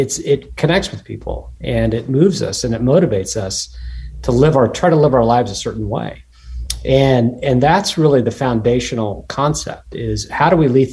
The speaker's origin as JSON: {"language": "English", "region": "Kansas", "country": "United States", "tie": "born or raised there", "also_born_or_lived": "Harpers Ferry, West Virginia", "moved": "as an adult", "said": "I grew up in Kansas, so the joke is, you know, I'm the Kansan that moved to the East Coast to become a wheat farmer"}